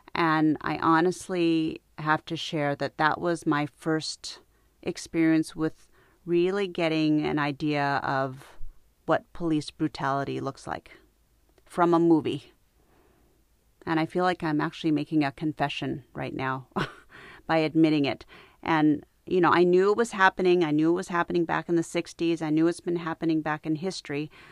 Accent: United States; I was born in the United States. My parents were not.

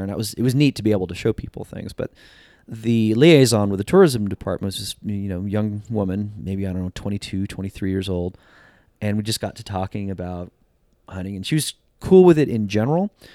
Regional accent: New Jersey, United States; now in Sacramento, United States; I grew up in Jersey

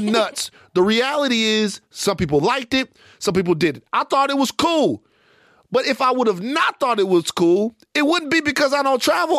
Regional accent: Baton Rouge, Louisiana, United States; I'm from Baton Rouge, a place where we don't dick ride, right?

